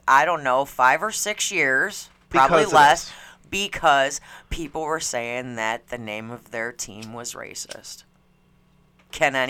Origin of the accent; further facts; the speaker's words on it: Schaumburg, Illinois, United States; I grew up in Schaumburg, which is the richie, you know, the white neighborhood.